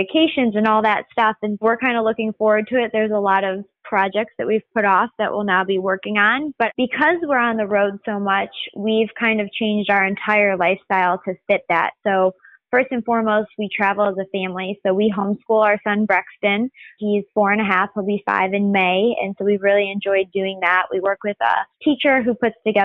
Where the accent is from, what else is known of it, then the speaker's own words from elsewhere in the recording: Northwest Indiana, United States; moved away as an adult; I grew up in Northwest Indiana. It's about 25 minutes outside of Chicago